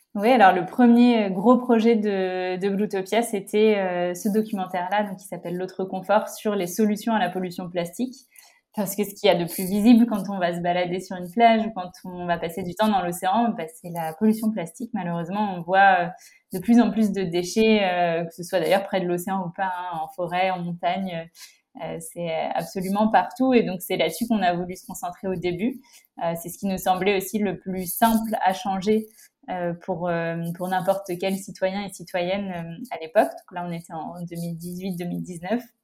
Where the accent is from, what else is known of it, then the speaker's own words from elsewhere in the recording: La Rochelle, Nouvelle-Aquitaine, France; moved away as an adult; also born or lived in Bordeaux / Paris / Rome / Madrid; j'ai grandi à La Rochelle et j'habite euh, maintenant à La Rochelle